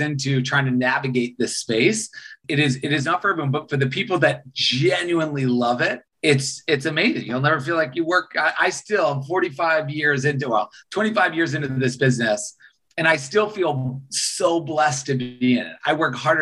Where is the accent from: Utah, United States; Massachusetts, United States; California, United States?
Massachusetts, United States; Boston; moved away as an adult; also born or lived in Los Angeles; I grew up in Boston, Massachusetts